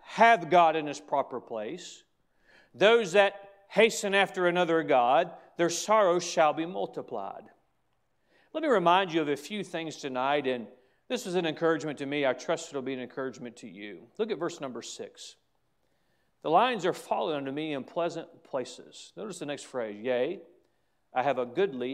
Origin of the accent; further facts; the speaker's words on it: United States; I have a heritage as an American that I'm proud